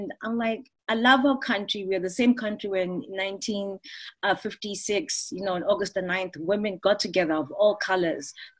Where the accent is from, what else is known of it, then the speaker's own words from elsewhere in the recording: South Africa; as South African women